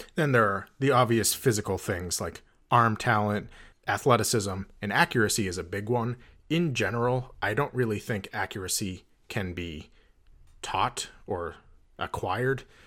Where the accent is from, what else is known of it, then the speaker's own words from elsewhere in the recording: New Hampshire, United States; I grew up in New Hampshire